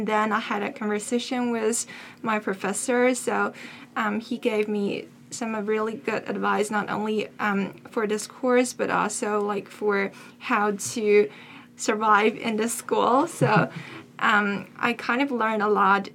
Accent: Beijing, China; moved away as an adult; now in United States; I'm from Beijing, China.

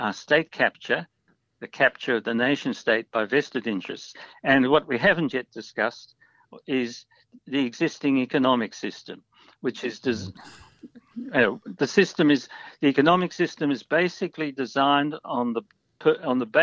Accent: Australia

